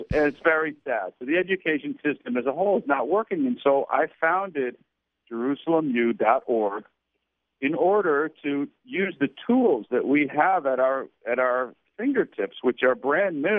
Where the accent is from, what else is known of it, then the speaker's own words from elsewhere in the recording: Canada; I grew up in Canada